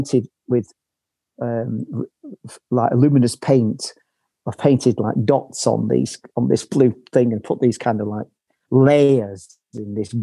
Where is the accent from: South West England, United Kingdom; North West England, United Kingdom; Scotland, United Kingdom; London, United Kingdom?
North West England, United Kingdom; Manchester; moved away as an adult; now in Berlin, Germany; I grew up in Manchester in this council house